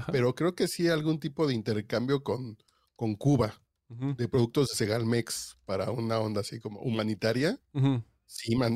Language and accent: Spanish; Mexico; Yo estoy pensando como mexicano.